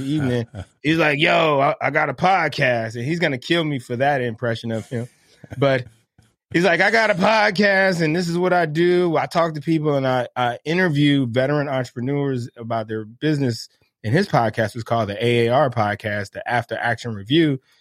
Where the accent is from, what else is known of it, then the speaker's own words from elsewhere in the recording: Miami, Florida, United States; moved away as an adult; I grew up in Miami, Florida